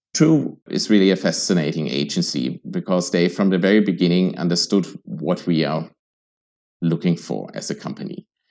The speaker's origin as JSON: {"language": "English", "country": "Germany", "moved": "yes", "lives_now": "Vienna, Austria", "said": "I'm originally from Germany"}